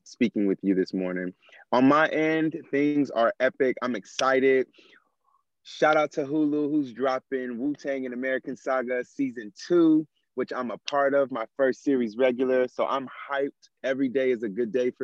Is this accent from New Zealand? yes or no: no; Nigeria; I'm Nigerian, and community, brotherhood, family is such a big portion of my culture.